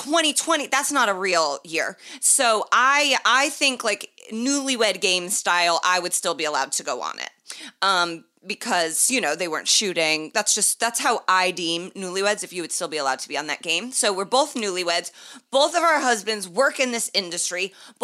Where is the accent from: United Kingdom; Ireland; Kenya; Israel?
Ireland; And we are both Irish.